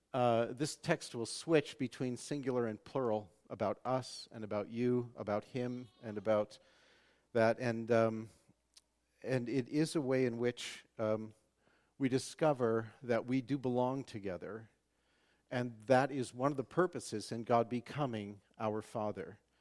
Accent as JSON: {"language": "English", "region": "Western Washington", "country": "United States", "tie": "born or raised there", "said": "my hometown has a big, uh, um, fair, the Western Washington State Fair."}